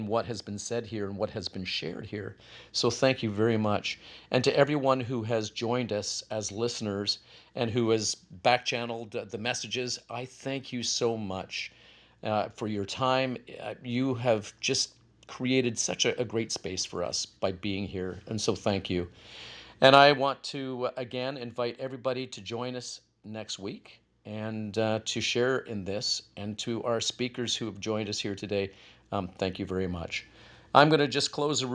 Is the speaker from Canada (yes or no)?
yes; Canada; I'm Canadian as well.